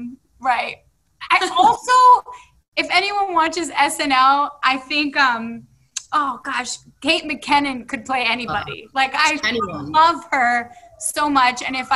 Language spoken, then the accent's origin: English; New York City, New York, United States; I'm a girl from the Bronx